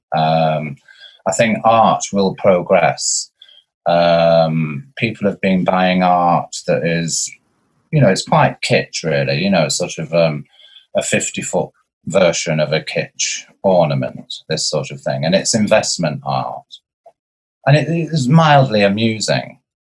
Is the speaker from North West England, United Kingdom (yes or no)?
yes; Blackpool, North West England, United Kingdom; I'm from Blackpool